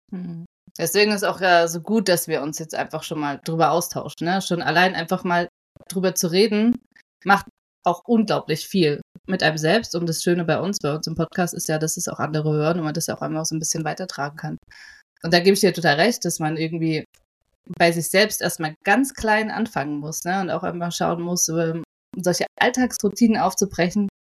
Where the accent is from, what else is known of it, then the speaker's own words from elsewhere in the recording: Potsdam, Brandenburg, Germany; also born or lived in Berlin; ich äh, würde mich als Potsdame bezeichnen